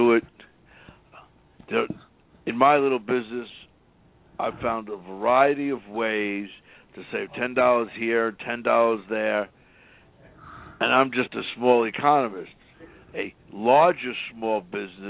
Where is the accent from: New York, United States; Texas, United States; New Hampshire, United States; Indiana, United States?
New York, United States; New York City; moved away as an adult; now in Houston, United States; I was born and raised in New York City and went to New York University with Don Mazzella